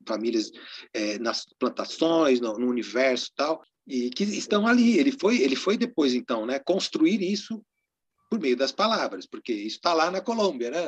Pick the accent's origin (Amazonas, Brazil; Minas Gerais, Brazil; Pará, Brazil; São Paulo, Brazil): São Paulo, Brazil; Cravis, interior of; Lá na cidade onde eu nasci, em Cravis, no interior de São Paulo